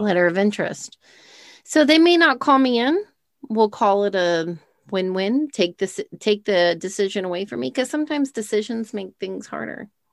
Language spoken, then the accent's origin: English; Texas, United States; We're from Texas